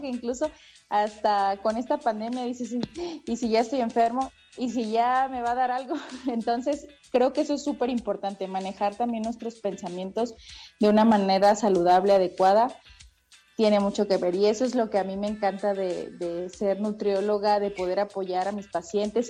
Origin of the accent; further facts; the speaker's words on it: Veracruz, Mexico; moved away as an adult; now in Mexico City, Mexico; yo que soy veracruzana, pues estudié ahí en, la Universidad Veracruzana